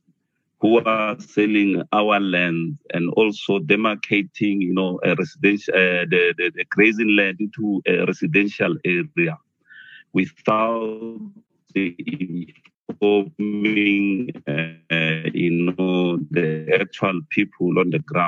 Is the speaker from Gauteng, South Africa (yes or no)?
no; Mpumalanga, South Africa; I'm from Mpumalanga.